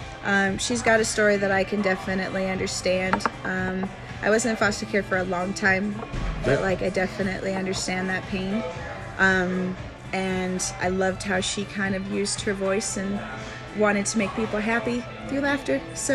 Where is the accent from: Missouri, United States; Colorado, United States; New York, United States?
Colorado, United States; Castle Rock; also born or lived in Denver / Montana / Cheyenne, Wyoming; I'm from Denver. Denver? Yes. Yes, I am. But I grew up in Castle Rock.